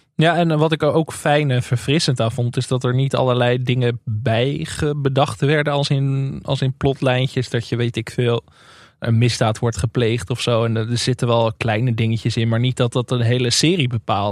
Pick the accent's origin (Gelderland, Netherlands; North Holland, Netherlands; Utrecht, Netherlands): North Holland, Netherlands; Enkhuizen; in Enkhuizen, waar ik vandaan kom.